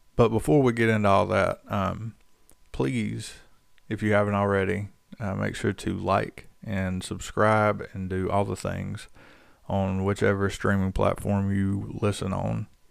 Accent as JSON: {"language": "English", "region": "North Carolina", "country": "United States", "tie": "born or raised there", "said": "growing up in North Carolina, everybody goes to church just about"}